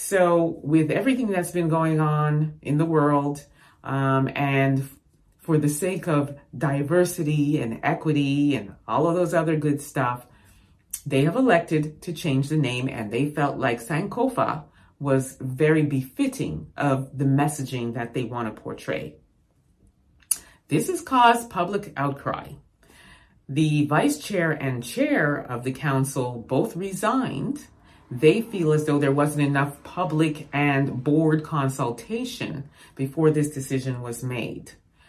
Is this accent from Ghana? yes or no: yes; Ghana; I'm a Ghanaian, proud of that name.